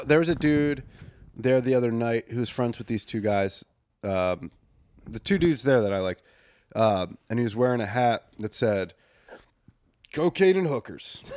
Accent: Bucks County, Pennsylvania, United States; growing up in Bucks County, one of the most haunted counties

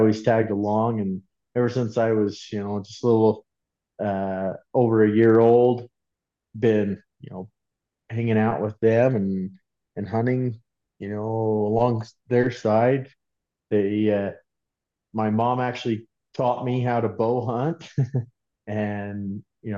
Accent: Delta, Utah, United States; I grew up in Delta, Utah

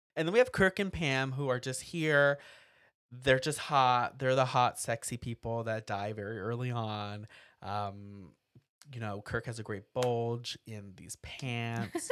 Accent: United States; I grew up near Texas. I was there, like, all the time.

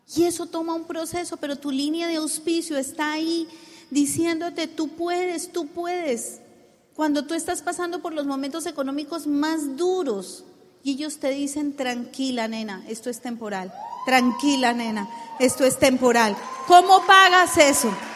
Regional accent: Colombia; decimos en Colombia

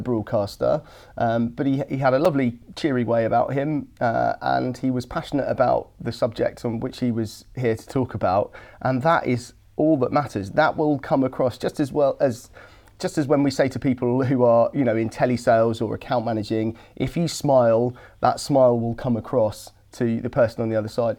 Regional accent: Suffolk, East of England, United Kingdom; I come from a rural part of the world. I come from from Suffolk

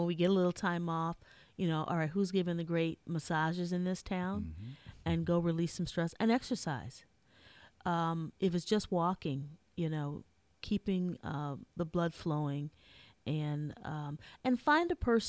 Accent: Minnesota, United States; I'm from Minnesota, so I've heard it all, come from a good mix, good old Midwest girl.

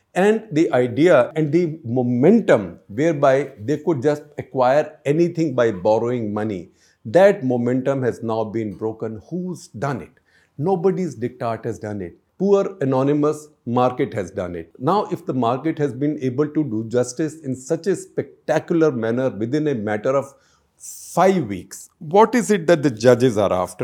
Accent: India

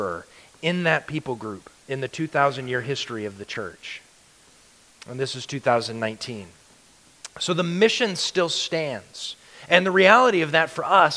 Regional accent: Alaska, United States; moved away as an adult; also born or lived in Louisiana; And I grew up in Alaska. I moved out of Alaska in the mid-90s and moved to Louisiana. I lived in Louisiana for 16 years and then moved back to Alaska

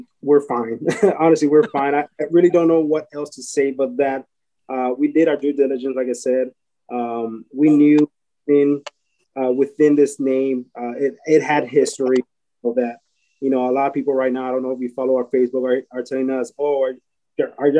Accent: San Antonio, Texas, United States; we're from San Antonio

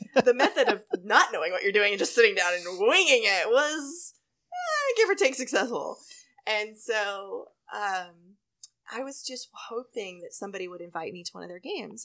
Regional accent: Texas, United States; also born or lived in College Station; growing up in Texas

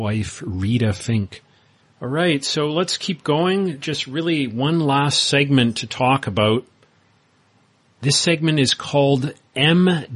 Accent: Winnipeg, Manitoba, Canada; where I grew up in Winnipeg, Canada

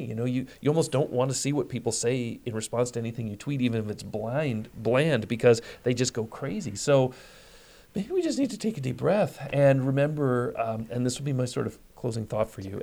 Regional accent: Detroit, Michigan, United States; I'm, I'm from Detroit. I'm a Midwesterner

